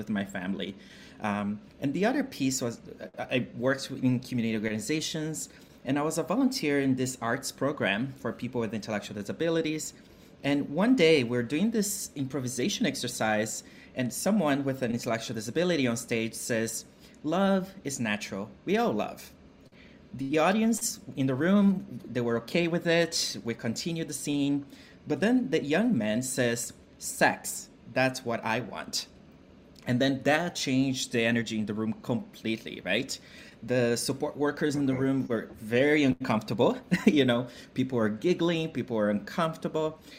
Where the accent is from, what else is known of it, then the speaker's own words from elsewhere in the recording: Brazil; moved away; I'm originally from Brazil. And I grew up in a family, a working class family